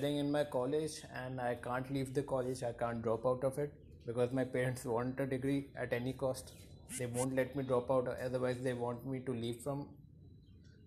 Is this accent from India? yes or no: yes; India; I'm from India